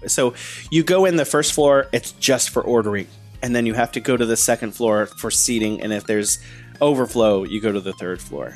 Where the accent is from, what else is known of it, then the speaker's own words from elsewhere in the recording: United States; now in China; I'm an American. I come to China.